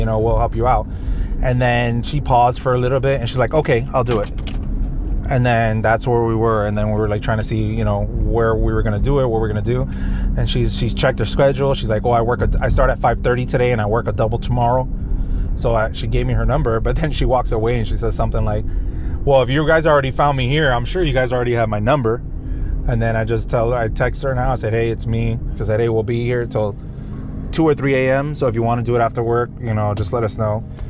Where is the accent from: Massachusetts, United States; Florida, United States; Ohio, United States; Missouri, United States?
Florida, United States; Miami; I was like, I'm actually from Miami